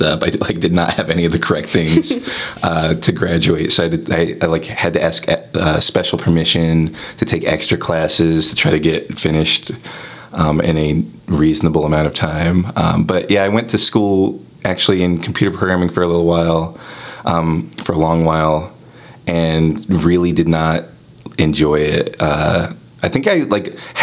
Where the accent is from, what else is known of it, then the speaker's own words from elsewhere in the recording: Covington, Kentucky, United States; moved away as an adult; also born or lived in California; now in Chicago, United States; moving from California to the part of Kentucky that I'm from